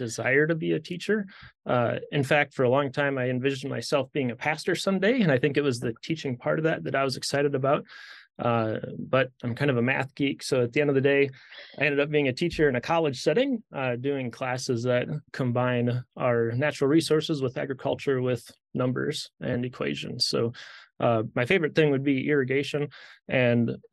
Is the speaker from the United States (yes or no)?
yes; South Dakota, United States; moved away as an adult; also born or lived in St. Louis; now in Nebraska, United States; I grew up in South Dakota, just north of here, on a farm in the southeastern part of the state.